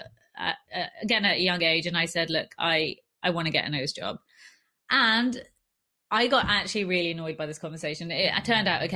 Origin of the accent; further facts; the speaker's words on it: London, United Kingdom; I grew up in West London, in a place that was like a heavy immigrant area